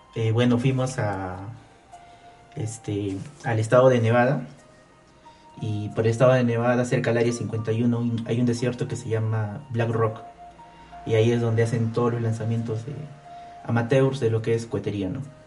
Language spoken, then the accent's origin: Spanish; Abancay, Apurímac, Peru; moved away; yo soy de, Abancay, ¿no? Soy de Abancay, Apurímac.